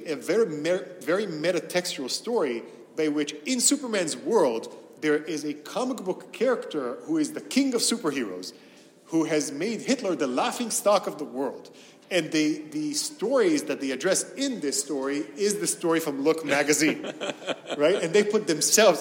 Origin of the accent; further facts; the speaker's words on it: Tel Aviv, Tel Aviv District, Israel; English is a second language; So I was born and raised in Tel Aviv in Israel. I'm a Sabra, and I taught myself English from comics and from cartoons